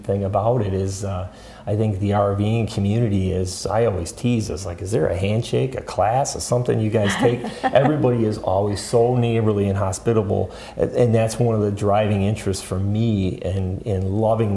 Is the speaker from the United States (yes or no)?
yes; Michigan, United States; I'm born and raised in Michigan